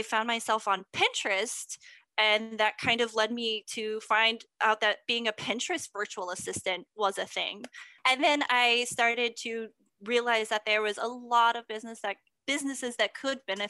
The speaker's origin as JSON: {"language": "English", "region": "Texas", "country": "United States", "said": "I'm from Texas."}